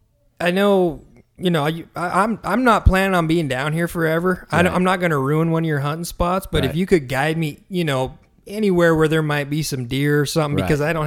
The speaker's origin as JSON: {"language": "English", "region": "Montana", "country": "United States", "tie": "born or raised there", "moved": "as an adult", "lives_now": "Southern California, United States", "said": "growing up in Montana"}